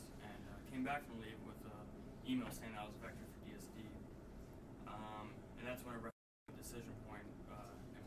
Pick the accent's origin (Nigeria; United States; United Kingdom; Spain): United States; Tavares, Florida; now in Texas, United States; grew up in Tavares, Florida, living in Texas